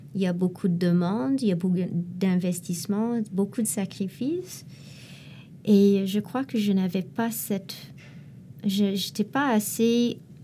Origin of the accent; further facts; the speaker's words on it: Montreal, Quebec, Canada; en tant que Montréalais, Canadien aussi